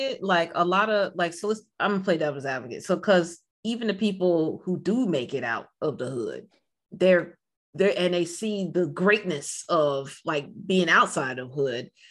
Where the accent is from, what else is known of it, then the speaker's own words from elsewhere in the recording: Silver Spring, Maryland, United States; I'm from Silver Spring.